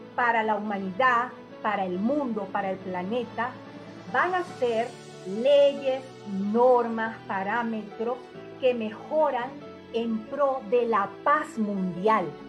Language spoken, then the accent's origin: Spanish; Venezuela; seguir eh, establecida en mi país por ahora